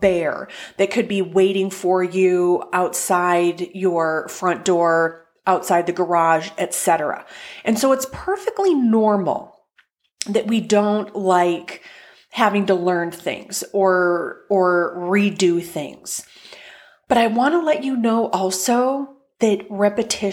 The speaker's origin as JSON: {"language": "English", "region": "North Dakota", "country": "United States", "moved": "yes", "lives_now": "Indianapolis, United States", "said": "my home state of North Dakota"}